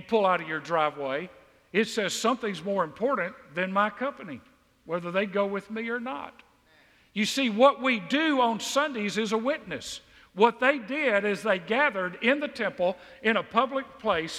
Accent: Mississippi, United States; now in Southwest Georgia, United States; I grew up in Mississippi.

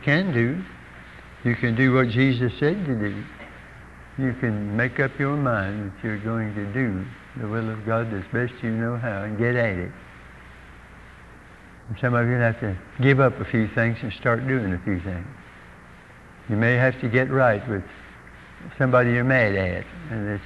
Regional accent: United States; I'm an American

